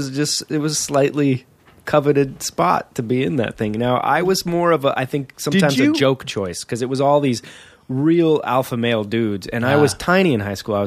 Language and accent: English; Whittier, California, United States; I was born and raised in Southern California in Whittier, Lucerna High.